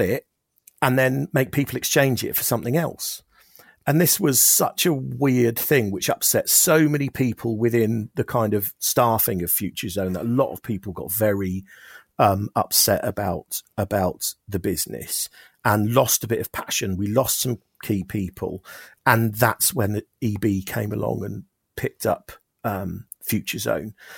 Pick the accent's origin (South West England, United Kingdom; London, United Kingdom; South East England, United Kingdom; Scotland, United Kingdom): South East England, United Kingdom; Oxford; we're from Oxford